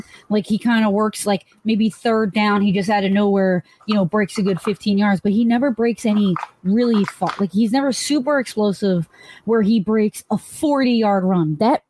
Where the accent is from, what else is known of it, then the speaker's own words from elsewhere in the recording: Philadelphia, Pennsylvania, United States; I grew up in the Philadelphia area.